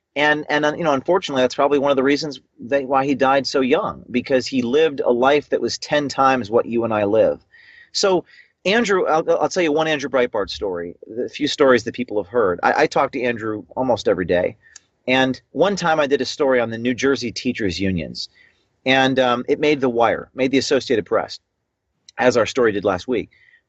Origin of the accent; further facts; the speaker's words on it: Ireland; trying to ban Lucky Charms because they're racist to Irish people, myself being an Irishman.